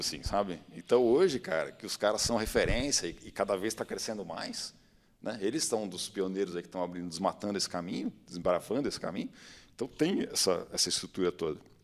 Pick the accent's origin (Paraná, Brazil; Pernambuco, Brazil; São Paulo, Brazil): São Paulo, Brazil; eu sou de São Paulo, então tinha a TV Cultura, né, que passava um, um documentário toda tarde quando eu chegava da escola